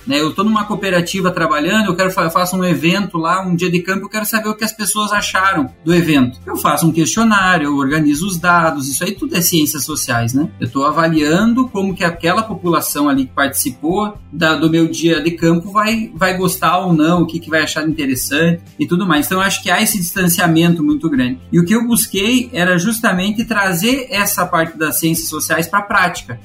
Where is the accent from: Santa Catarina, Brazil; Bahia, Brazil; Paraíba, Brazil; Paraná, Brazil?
Santa Catarina, Brazil; Videira; sou natural de Videira, em Santa Catarina, fiz boa parte da, fiz toda a minha formação em Santa Catarina